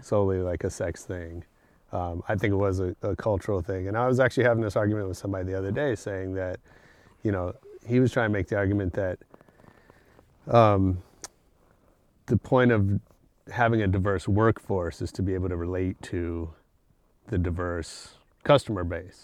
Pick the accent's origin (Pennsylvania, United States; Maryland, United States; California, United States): California, United States; San Francisco; moved away as an adult; also born or lived in Berkeley / Los Angeles; I grew up in San Francisco